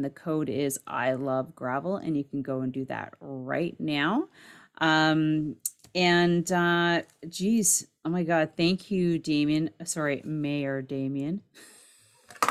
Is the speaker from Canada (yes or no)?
yes; Canada; I'm Canadian